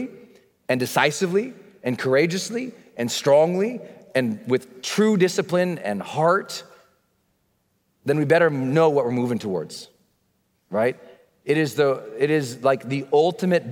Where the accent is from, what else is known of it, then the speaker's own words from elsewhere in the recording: Montana, United States; I'd been born and moved us back to Montana where he grew up. And I grew up in Montana